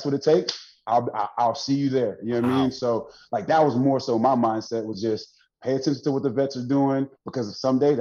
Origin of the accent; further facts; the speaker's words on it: Jacksonville, Florida, United States; moved away as an adult; also born or lived in Detroit; I'm from Jacksonville. I'm from the west side of Jacksonville.